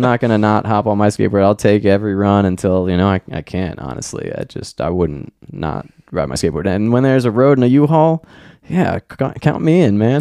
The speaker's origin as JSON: {"language": "English", "region": "Maryland", "country": "United States", "tie": "born or raised there", "also_born_or_lived": "Pennsylvania", "moved": "yes", "said": "I grew up in Maryland outside of D C"}